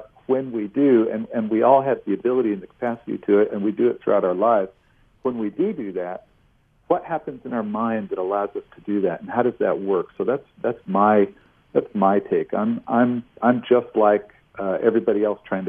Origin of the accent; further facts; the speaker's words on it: near Cleveland, Ohio, United States; I grew up near Cleveland